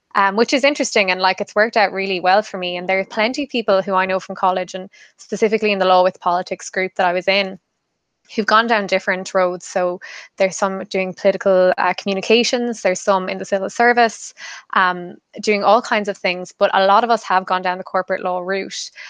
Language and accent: English; Kerry, Munster, Ireland; moved away as an adult; now in Dublin, Ireland; I'm from Kerry myself